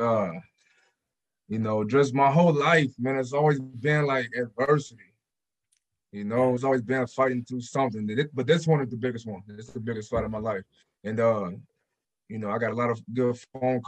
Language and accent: English; Portland, Oregon, United States; moved away as an adult; I came from just Portland, Oregon